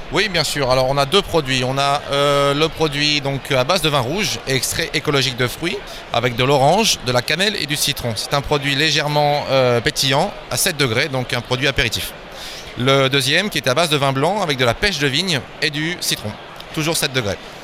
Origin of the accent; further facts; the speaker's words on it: Normandy, France; moved away as an adult; now in Barcelona, Spain; Je viens de France, je suis normand, mais je suis installé à Barcelone depuis 18 euh, ans